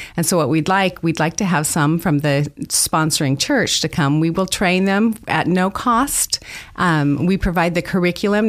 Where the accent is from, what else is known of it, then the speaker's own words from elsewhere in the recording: Idaho, United States; moved away as an adult; I grew up here in Idaho